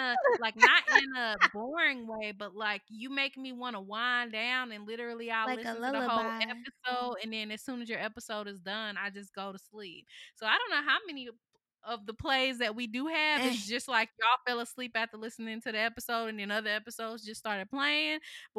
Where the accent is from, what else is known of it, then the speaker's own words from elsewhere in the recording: North Carolina, United States; my mom's family is from South Carolina, and all of my dad's side of the family is from Georgia, and I grew up in North Carolina.